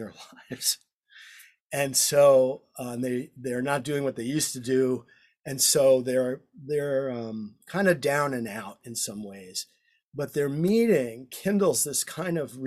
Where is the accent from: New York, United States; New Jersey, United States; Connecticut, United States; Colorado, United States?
New York, United States; moved away; I'm from New York.